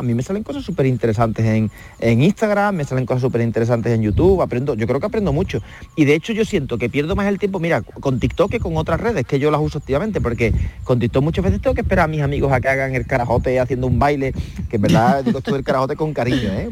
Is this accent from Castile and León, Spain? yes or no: no; Calañas, Andalusia, Spain; moved away; mi infancia en Calañas, en, Huelva, en un pueblecito de 3.000 habitantes